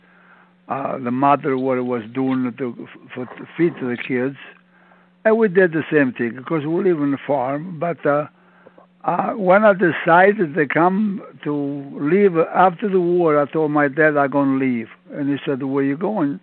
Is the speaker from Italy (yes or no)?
yes; province of Campobasso, Molise, Italy; moved away; I'm from Italy in a little town, La Provincia